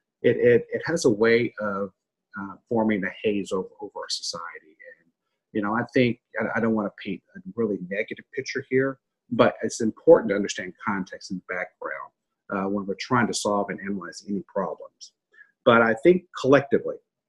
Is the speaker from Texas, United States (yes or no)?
no; a small town in Kentucky, United States; I'm a little boy from a small town in Kentucky, about 900 people.